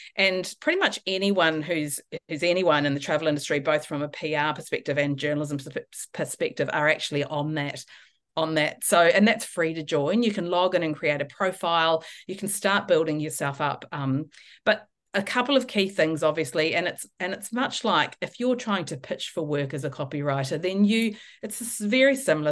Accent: New Zealand; moved away as an adult; now in Australia; I'm obviously originally from New Zealand, so I've been living in Australia for seventeen years.

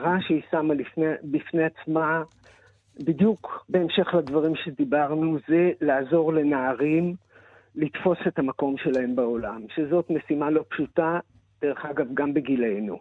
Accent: Israel; אני נולדתי בקיבוץ

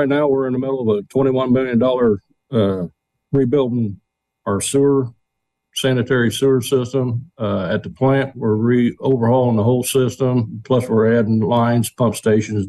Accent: Tilton, Illinois, United States; also born or lived in Danville, Illinois; I was raised in Tilton

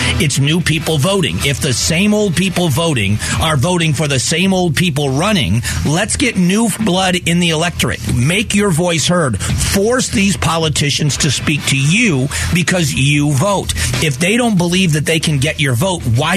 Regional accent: Southwest Florida, United States; I grew up in Southwest Florida

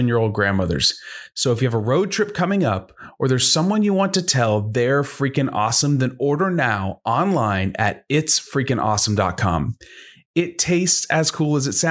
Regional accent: Richardson, Texas, United States; now in Houston, United States; I grew up in the Richardson area with the telecom corridor

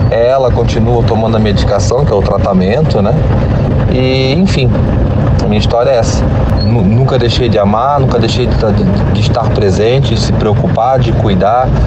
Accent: Santa Catarina, Brazil; sou de Santa Catarina, como eu falei lá no começo do áudio.

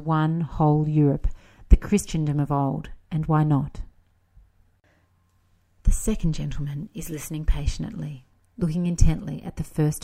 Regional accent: Australia; accent: Australian; moved away as an adult; now in Italy; my schoolbook Italian with my Australian accent

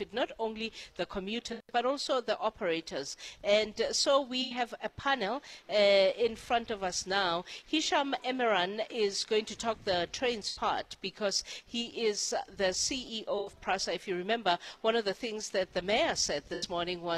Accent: South Africa; as a South African who has used taxis for a certain part of my life

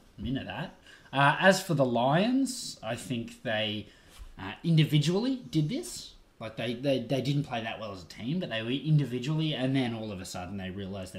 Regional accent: Australia; that's not sour grapes as an Aussie.

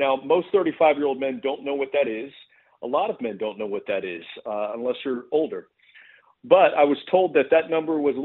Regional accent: Texas, United States; I'm from Texas.

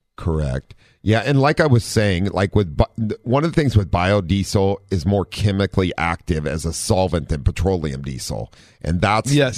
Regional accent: Ohio, United States; now in San Diego, United States; we're from Ohio

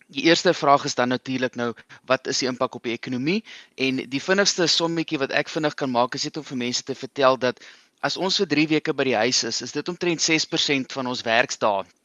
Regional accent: South Africa; ons as Suid-Afrikaners

